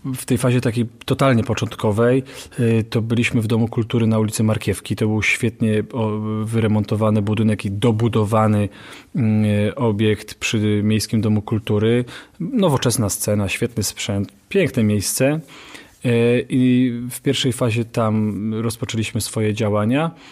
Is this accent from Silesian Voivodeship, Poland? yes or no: yes; Katowice, Silesian Voivodeship, Poland; ja jestem z Ligoty po prostu, mm, ze Starówki